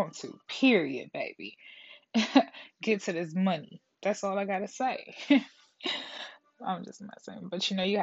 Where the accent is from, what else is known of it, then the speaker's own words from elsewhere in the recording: Detroit, Michigan, United States; I'm from Detroit